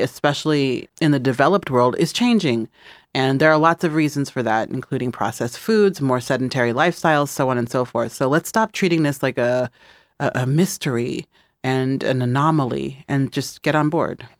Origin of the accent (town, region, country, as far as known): Midwest, United States; moved away; also born or lived in Los Angeles / New York